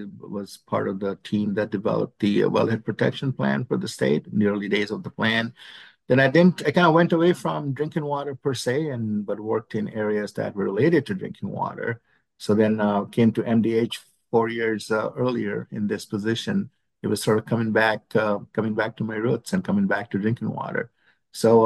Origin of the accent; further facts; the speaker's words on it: India; moved away as an adult; now in United States; I grew up in India